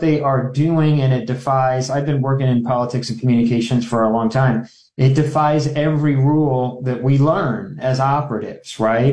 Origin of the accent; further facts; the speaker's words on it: Omaha, Nebraska, United States; I grew up up here in Omaha